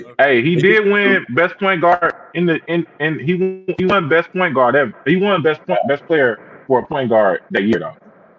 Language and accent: English; Atlanta, Georgia, United States; Because I'm from Atlanta, so I ain't know.